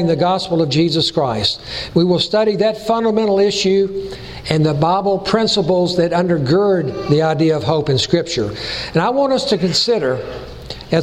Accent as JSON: {"language": "English", "town": "Chattanooga", "region": "Tennessee", "country": "United States", "tie": "born or raised there", "also_born_or_lived": "California", "accent": "Tennessee", "said": "the people would tease me about my Tennessee accent because I was born and raised in Chattanooga"}